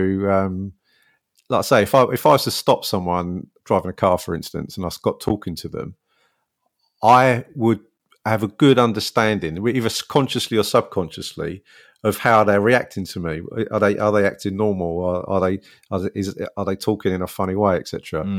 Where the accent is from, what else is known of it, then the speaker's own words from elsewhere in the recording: London, United Kingdom; I'm a South London boy, born and bred, and then that's where I worked as well.